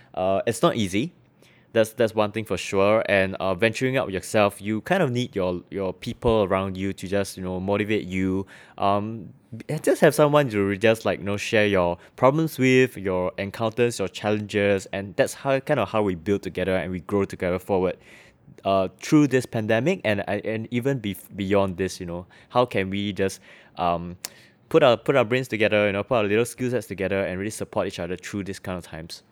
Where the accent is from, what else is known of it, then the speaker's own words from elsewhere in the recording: Singapore; I'm from Singapore